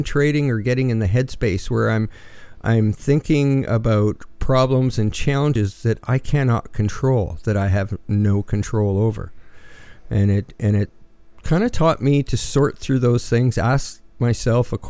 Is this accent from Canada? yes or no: yes; Canada; As a Canadian